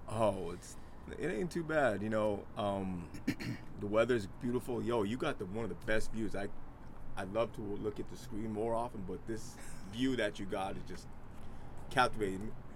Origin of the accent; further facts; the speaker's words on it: Winnipeg, Manitoba, Canada; also born or lived in Mansfield, Ohio, United States; now in Vancouver, Canada; I grew up in like Winnipeg, one of the coldest cities in Canada